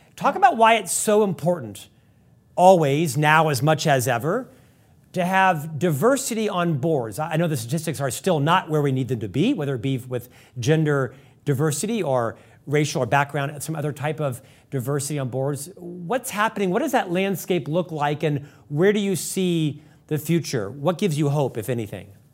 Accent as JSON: {"language": "English", "region": "East Coast", "country": "United States", "moved": "yes", "lives_now": "Salt Lake City, United States", "said": "I'm from the East Coast"}